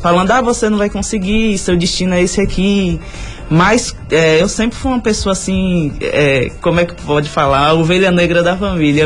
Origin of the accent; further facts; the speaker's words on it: Bom Jesus da Lapa, Bahia, Brazil; eu sou nascida e criada na Nova Brasília